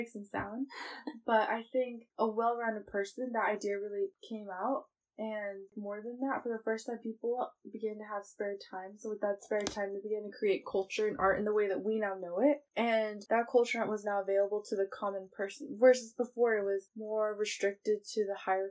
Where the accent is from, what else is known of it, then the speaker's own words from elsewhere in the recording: Bay Area, California, United States; I'm also from the Bay Area